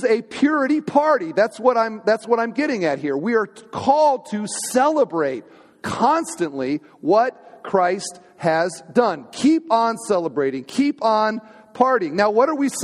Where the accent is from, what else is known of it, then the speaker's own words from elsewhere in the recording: United States; also born or lived in Crown Point, Indiana; We're Americans.